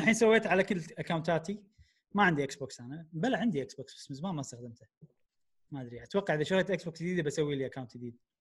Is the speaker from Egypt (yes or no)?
no; Kuwait; احنا عندنا بالكويت